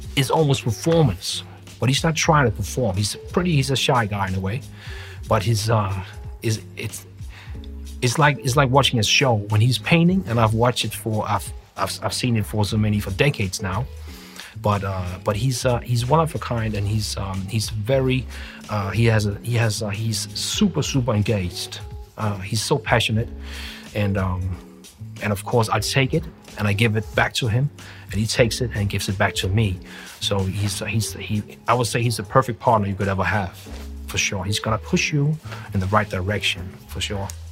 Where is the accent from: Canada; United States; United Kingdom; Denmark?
Denmark; we're from Denmark